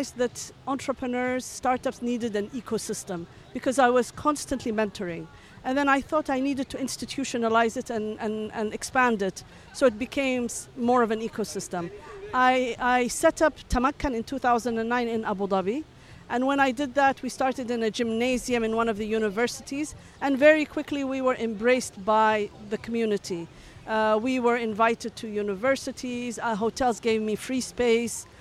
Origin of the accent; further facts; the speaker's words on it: Ethiopia; also born or lived in Hadramaut, Yemen (ancestry) / Seattle, United States; now in Dubai, United Arab Emirates; Was born and lived in Ethiopia